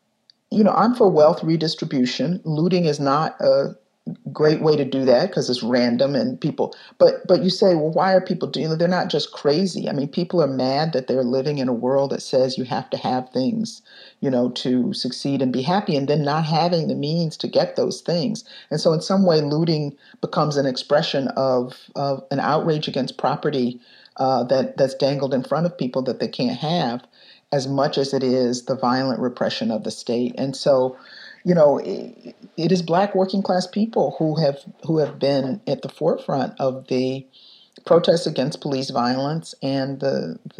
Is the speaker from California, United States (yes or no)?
no; Detroit, Michigan, United States; now in Chicago, United States; I was growing up in Detroit in 1967 when the rebellion happened there. And I was 10 years old